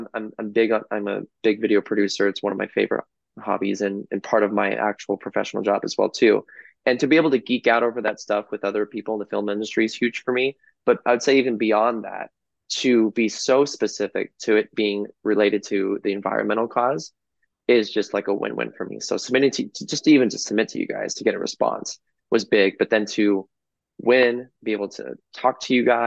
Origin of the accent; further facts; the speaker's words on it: Los Angeles, California, United States; my hometown